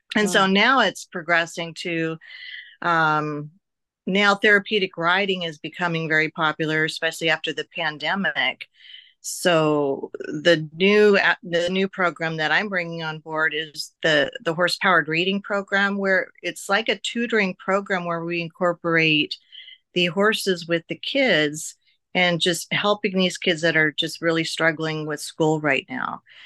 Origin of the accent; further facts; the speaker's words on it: Oregon, United States; now in Las Vegas, United States; I'm from Oregon where we had so much country and open space and trails and woods